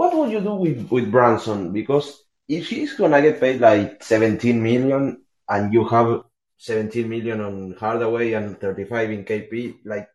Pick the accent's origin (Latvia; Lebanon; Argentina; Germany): Argentina; English is a second language; my English is not the best. I'm from Argentina